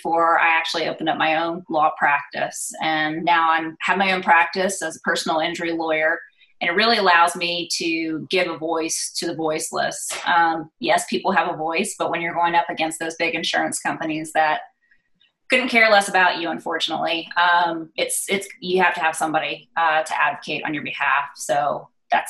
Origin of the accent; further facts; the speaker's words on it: Atlanta, Georgia, United States; I'm an only child born and raised in Atlanta.